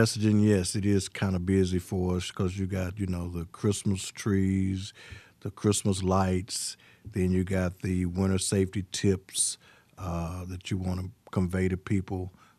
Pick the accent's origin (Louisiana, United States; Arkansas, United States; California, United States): Arkansas, United States; Pine Bluff; Well, my background, I'm originally from Pine Bluff, Arkansas.